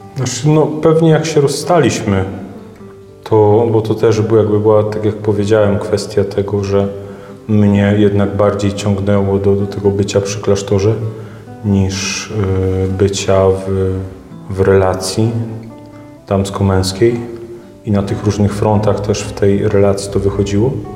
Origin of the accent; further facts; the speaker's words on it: Wieruszów, Łódź Voivodeship, Poland; ja pochodzę z naszej paulińskiej parafii w Wieruszowie